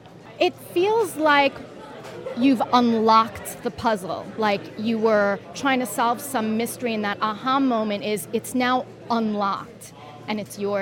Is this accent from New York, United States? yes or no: yes; New York, United States; I am from New York, New York, various parts. Grew up in Brooklyn, live in New York City.